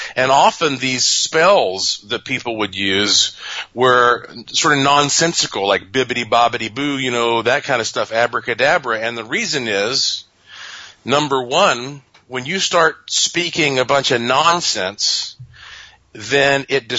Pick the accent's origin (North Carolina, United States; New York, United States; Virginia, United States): North Carolina, United States; Well, because that I am from North Carolina and I have a museum and laboratory and ghost tours and all that there